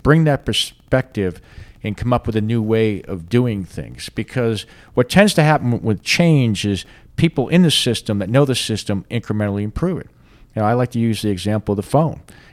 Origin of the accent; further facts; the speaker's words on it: Boston, Massachusetts, United States; moved away; I'm from Boston, and at least where I was from, we don't do a whole lot of farming where I was from